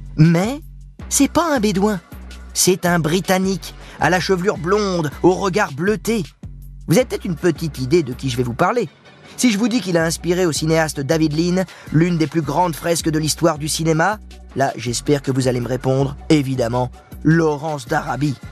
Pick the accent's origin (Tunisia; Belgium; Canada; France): France; chez nous, à Dinard plus exactement.